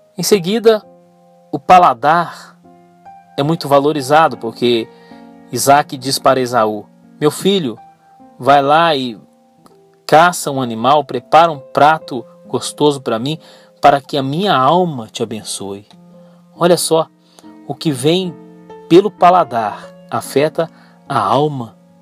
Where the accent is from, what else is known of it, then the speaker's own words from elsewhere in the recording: Brazil; eu sou brasileiro